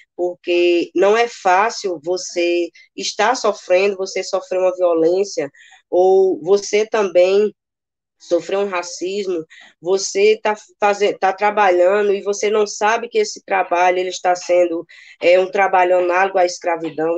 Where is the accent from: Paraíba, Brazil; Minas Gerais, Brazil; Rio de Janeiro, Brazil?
Paraíba, Brazil; also born or lived in Campina Grande; moro aqui em Campina Grande, né? sou da Paraíba